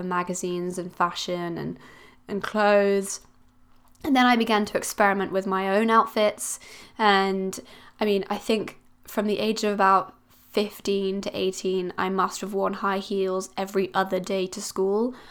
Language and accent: English; Switzerland; now in Cornwall, United Kingdom; I'm originally from Switzerland